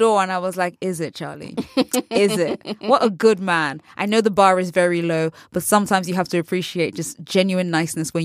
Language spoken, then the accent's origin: English; United Kingdom; being British